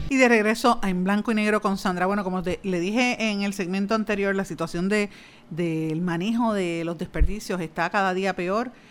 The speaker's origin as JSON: {"language": "Spanish", "country": "Puerto Rico", "said": "nosotros en Puerto Rico"}